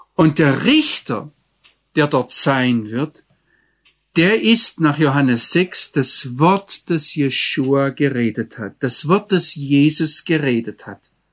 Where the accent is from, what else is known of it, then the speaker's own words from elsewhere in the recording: Germany; als Deutscher